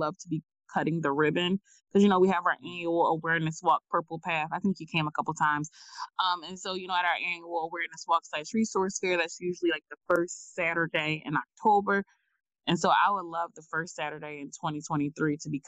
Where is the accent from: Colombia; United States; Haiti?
United States; Philadelphia, Pennsylvania; North Philly, because like that's where I'm from